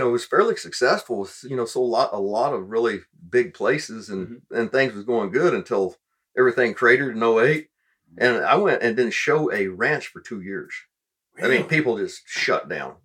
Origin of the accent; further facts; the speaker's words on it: Arizona, United States; moved away as an adult; also born or lived in Las Vegas, Nevada; now in Boerne, Texas, United States; I grew up in Arizona